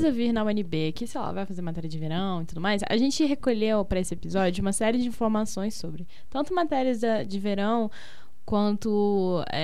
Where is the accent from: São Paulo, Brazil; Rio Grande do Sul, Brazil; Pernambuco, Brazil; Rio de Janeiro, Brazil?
Rio de Janeiro, Brazil; E a minha mãe, a gente é do Rio, né?